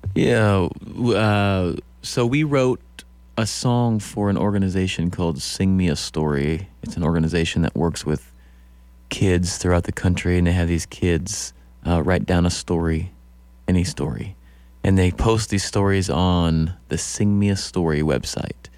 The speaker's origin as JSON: {"language": "English", "region": "Iowa", "country": "United States", "tie": "born or raised there", "also_born_or_lived": "Council Bluffs, Iowa / Oskaloosa, Iowa / Pella, Iowa / Carroll, Iowa", "moved": "as an adult", "said": "I grew up in Iowa, Council Bluffs, Oskaloosa, Pella, and I was born in Carroll, Iowa"}